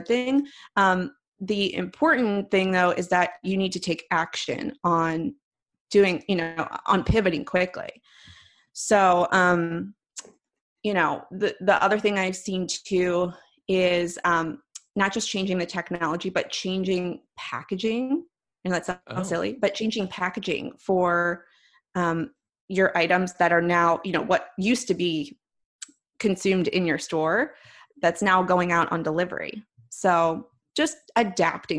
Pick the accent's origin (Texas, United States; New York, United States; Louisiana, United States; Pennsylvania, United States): Pennsylvania, United States; Philadelphia; accent: East Coast; moved away; also born or lived in Chicago; I'm from Philadelphia originally